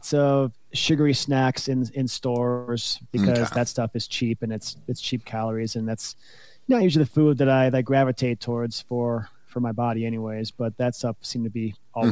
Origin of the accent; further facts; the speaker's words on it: United States; as an American